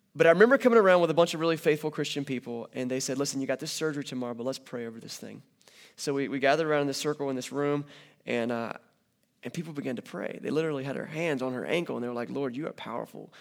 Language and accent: English; North Carolina, United States; I'm from North Carolina